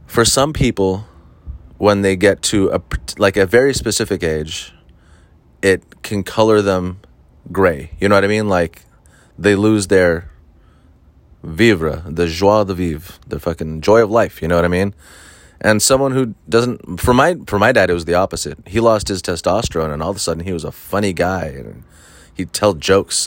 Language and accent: English; Huntington Beach, California, United States; I grew up in Huntington Beach